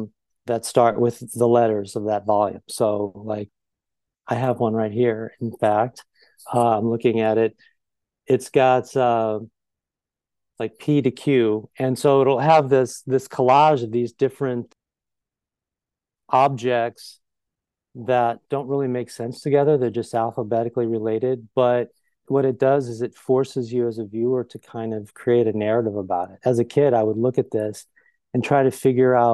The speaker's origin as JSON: {"language": "English", "town": "Belleville", "region": "Illinois", "country": "United States", "tie": "born or raised there", "also_born_or_lived": "East St. Louis, Illinois", "moved": "yes", "lives_now": "Chicago, United States", "said": "I'm from Southern Illinois"}